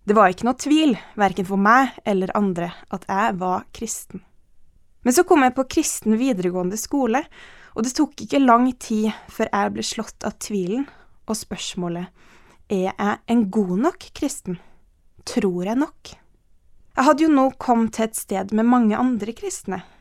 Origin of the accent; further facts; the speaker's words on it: Ethiopia; born there; Jeg ble født i Etiopia, og livet mitt er sterkt prega av det her.